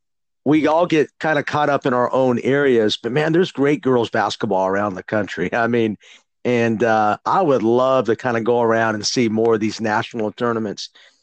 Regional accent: San Jose, California, United States; I grew up in San Jose, California. That's where I'm from, and that's where Mitty is. Actually, I live near the school there

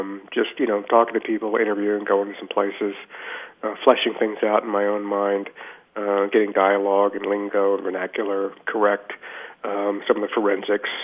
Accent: Richmond, Virginia, United States; I grew up in Richmond, Virginia, a small town

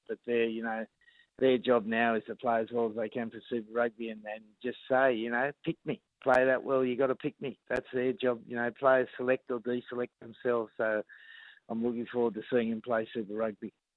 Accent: Sydney, New South Wales, Australia; I was brought up in La Perouse

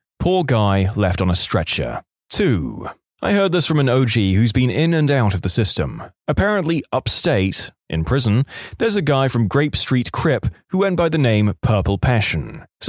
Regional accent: Canada; I'm a Canadian, however, I got caught up in the US federal prison system, USP Atlanta.

